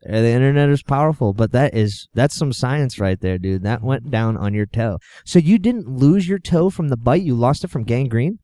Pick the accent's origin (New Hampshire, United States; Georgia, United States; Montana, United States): New Hampshire, United States; Exeter; I was born and raised in Exeter, New Hampshire.